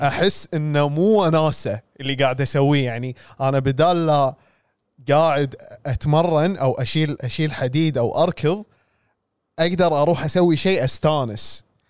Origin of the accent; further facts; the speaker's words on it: Kuwait; first language English; إحنا عندنا بالكويت.